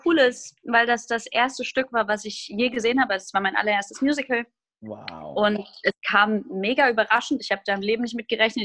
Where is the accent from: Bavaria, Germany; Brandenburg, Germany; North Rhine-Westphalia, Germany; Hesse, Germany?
Hesse, Germany; Groß-Gerau; moved away as an adult; also born or lived in Hamburg; now in Ruhr area, Germany; Ich komme aus einer kleinen Stadt namens Groß-Gerau in Hessen und ähm, bin da aufgewachsen